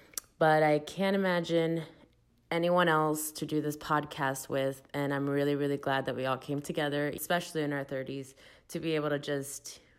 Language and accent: English; Miami, Florida, United States; moved away as an adult; now in Los Angeles, United States; I'm 32 years old, and I'm from Miami, Florida. Been living out in LA for the last 6 years